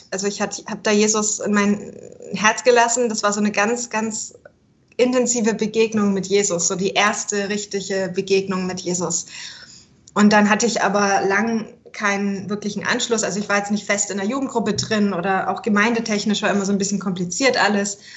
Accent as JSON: {"language": "German", "region": "Bavaria", "country": "Germany", "tie": "born or raised there", "said": "Also ich bin Deutsche. Ich bin in Würz oder bei Würzburg geboren und ähm, dann später in Oberfranken aufgewachsen."}